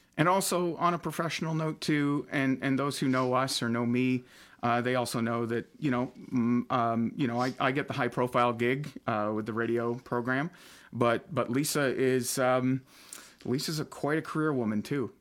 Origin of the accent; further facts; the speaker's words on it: Almont, Michigan, United States; we ended up in my hometown of Almont